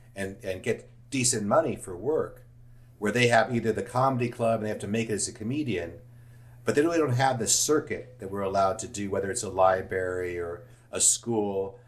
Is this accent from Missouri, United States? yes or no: no; Los Angeles, California, United States; I grew up in Studio City